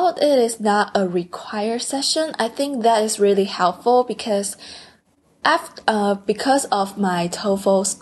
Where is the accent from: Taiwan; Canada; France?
Taiwan; English is a second language; moved away as an adult; now in Seattle, United States; I'm from Taiwan and I came here for college last June, July.